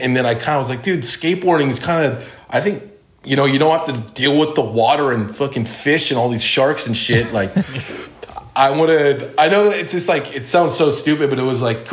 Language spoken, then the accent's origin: English; Laguna Hills, California, United States; I grew up in Laguna Hills, California, which is, you know, right kind of the center of Orange County